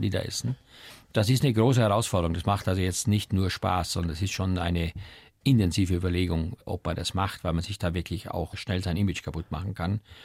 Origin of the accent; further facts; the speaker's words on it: Eastern Styria, Austria; moved away; als Kind aufgewachsen in der Oststeiermark auf einem kleinen Bauernhof